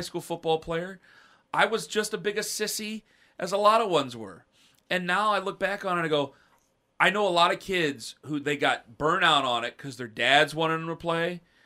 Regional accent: Canton, Ohio, United States; moved away as an adult; now in Cleveland, United States; I'm from Canton. My boys were born in Cleveland, I live in Cleveland

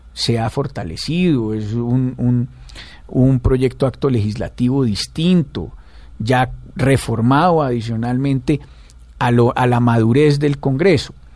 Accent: Pereira, Risaralda, Colombia; yo soy de Pereira, Rizaralda.

